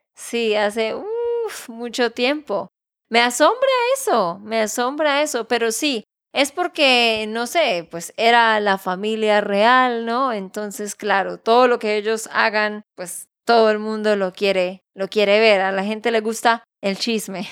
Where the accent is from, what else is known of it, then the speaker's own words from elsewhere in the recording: Santander, Colombia; de Santander, Colombia